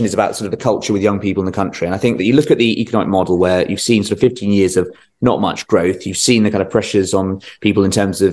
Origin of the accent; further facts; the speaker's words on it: Surrey, South East England, United Kingdom; I'm from Surrey.